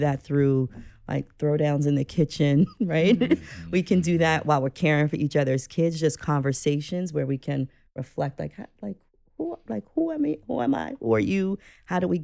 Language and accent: English; New York City, New York, United States; I'm a person who was born and raised in New York City